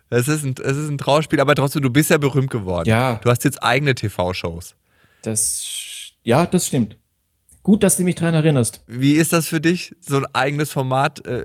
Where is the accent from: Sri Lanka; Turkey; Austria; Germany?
Germany; Heustreu, Bavaria; ich bin sehr nah an der Grenze aufgewachsen sehr, sehr nah.